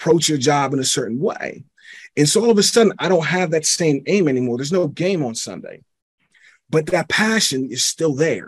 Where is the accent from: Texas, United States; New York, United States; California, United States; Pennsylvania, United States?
Pennsylvania, United States; Pittsburgh; I'm originally from Pittsburgh, PA. And, you know, my parents, they didn't get along